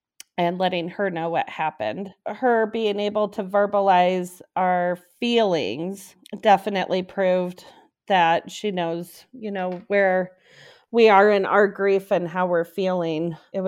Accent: Aurora, Colorado, United States; from Aurora, Colorado.

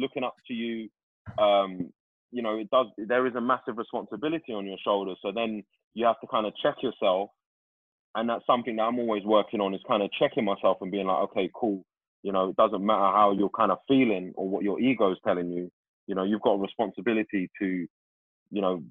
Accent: London, United Kingdom; I'm from Tooting

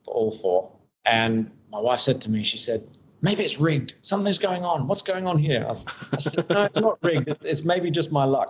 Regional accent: Kent, South East England, United Kingdom; also born or lived in Australia / Japan / Thailand / Taiwan; now in Fuzhou, China; I was from Kent, down in the southeast of the UK or England

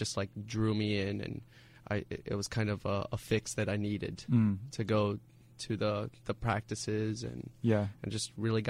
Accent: Tampa, Florida, United States; also born or lived in Cuba; I was born in Cuba, actually. Okay. Came when I was 3 years old to the U.S. and kind of stayed in Tampa for most of my life.

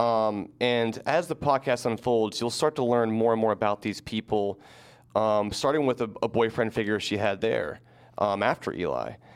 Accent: Georgia, United States; my home state of Georgia

